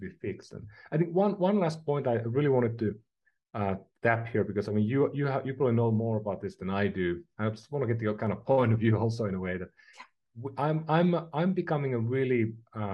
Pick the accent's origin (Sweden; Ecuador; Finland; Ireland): Finland; now in San Francisco, United States; I'm from Finland